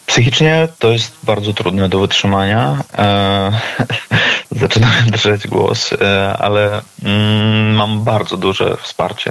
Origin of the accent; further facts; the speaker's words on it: Vasilishki, Grodno Region, Belarus; moved away; Pochodzę z Wasiliczek e, na Grodzieńszczyźnie